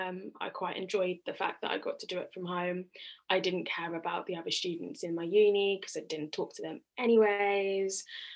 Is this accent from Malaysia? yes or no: no; Nigeria; I'm a Nigerian girl, and you know, university is like a big deal.